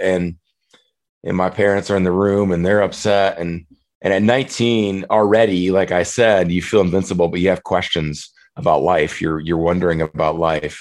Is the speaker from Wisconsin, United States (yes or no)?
yes; Prairie du Chien, Wisconsin, United States; moved away as an adult; I'm back in my hometown of Prairie du Chien for the for the summer in, in, Wisconsin.